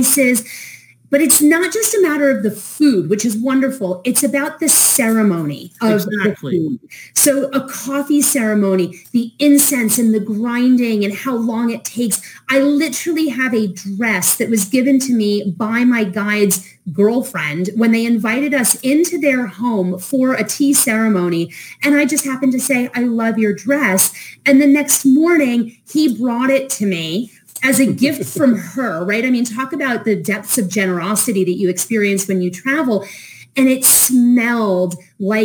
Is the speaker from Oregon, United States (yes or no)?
no; New York, United States; I grew up in New York in a very international community